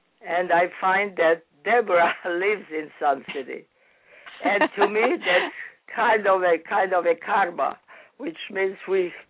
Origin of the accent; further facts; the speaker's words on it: Cairo, Cairo Governorate, Egypt; moved away as an adult; also born or lived in Boston, United States; now in United States; I was born in Heliopolis, Egypt, which is a suburb of Cairo